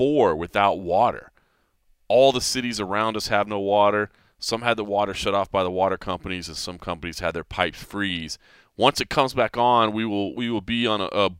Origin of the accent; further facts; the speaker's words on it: Texas, United States; also born or lived in Ohio; now in Las Vegas, United States; somebody born and raised in Texas